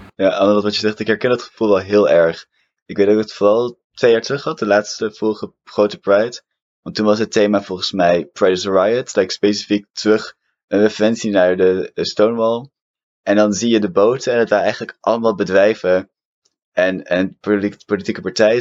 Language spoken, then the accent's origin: Dutch; Amsterdam, North Holland, Netherlands; Ik ben opgegroeid en geboren in Amsterdam